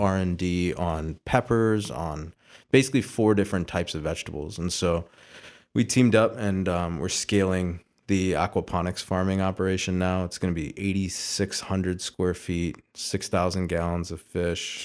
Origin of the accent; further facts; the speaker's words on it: Sylvania, Ohio, United States; also born or lived in Houston; I was born in Houston. Uh, my dad moved to the Toledo area, uh, with my family in eighty-seven